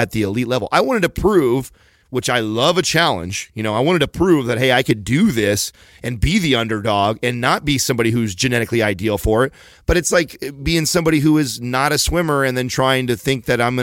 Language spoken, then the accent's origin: English; San Jose, California, United States; I wanted to do it in my hometown